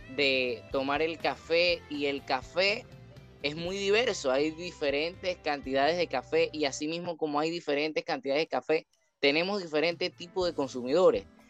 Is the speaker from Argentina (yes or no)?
no; Panama; como panameño eh, debemos llevarnos